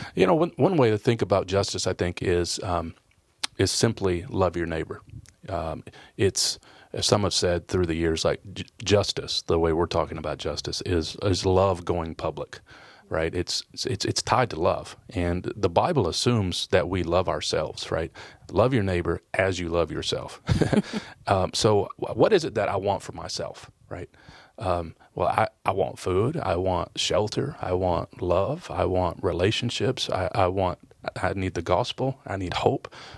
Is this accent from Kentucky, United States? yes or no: yes; Kentucky, United States; also born or lived in Detroit, Michigan; I was born in Detroit, uh, grew up in Kentucky